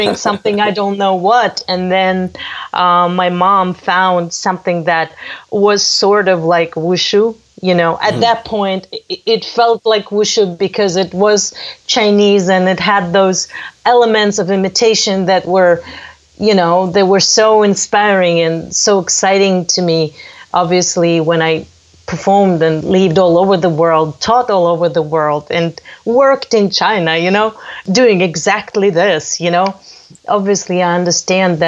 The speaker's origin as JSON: {"language": "English", "region": "Crimea", "country": "Ukraine", "tie": "born or raised there", "moved": "yes", "said": "my birthplace is Crimea"}